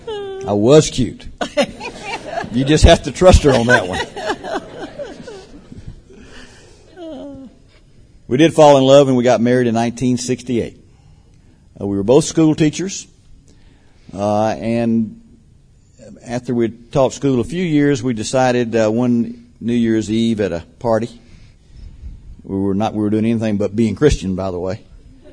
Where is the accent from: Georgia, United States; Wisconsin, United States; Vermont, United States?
Georgia, United States; Albany; finally settled down with my grandparents in Albany, Georgia, and was basically raised there